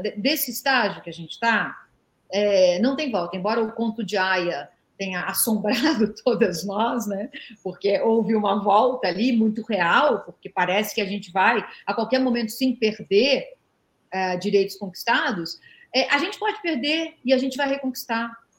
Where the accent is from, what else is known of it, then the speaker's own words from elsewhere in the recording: Brazil; eu cresci é, num Brasil que proibia legalmente mulher de jogar bola